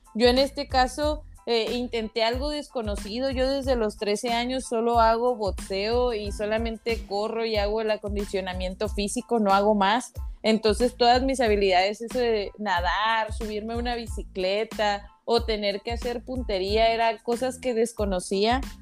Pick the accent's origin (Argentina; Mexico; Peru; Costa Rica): Mexico; como buena mexicana